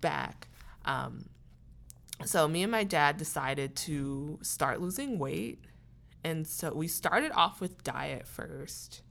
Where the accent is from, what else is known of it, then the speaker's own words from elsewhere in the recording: Columbus, Ohio, United States; moved away as an adult; now in Pittsburgh, United States; I am from Columbus, Ohio, and I came to Pittsburgh for college